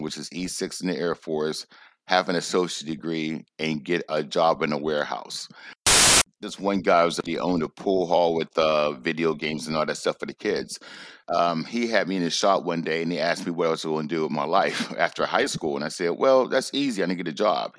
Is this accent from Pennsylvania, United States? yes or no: yes; Braddock, Pennsylvania, United States; moved away; I'm from Braddock, Pennsylvania. So Braddock, Pennsylvania is a small steel town in Pennsylvania, right outside of Pittsburgh.